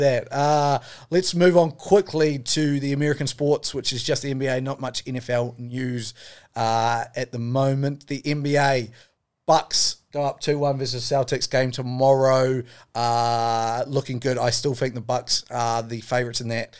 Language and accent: English; New Zealand; as a New Zealander